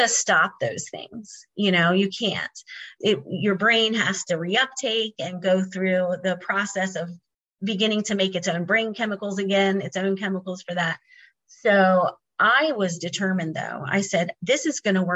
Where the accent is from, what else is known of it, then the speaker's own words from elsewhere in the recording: Maryland, United States; moved away; I was finally able to be back home with my family after 25 years of being gone from my hometown here